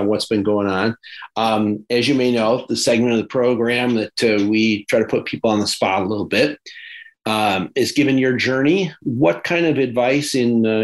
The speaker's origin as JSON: {"language": "English", "town": "Geneva", "region": "New York", "country": "United States", "tie": "born or raised there", "also_born_or_lived": "Canandaigua, New York", "moved": "yes", "said": "I grew up in Geneva, so I was just up the thruway from Syracuse"}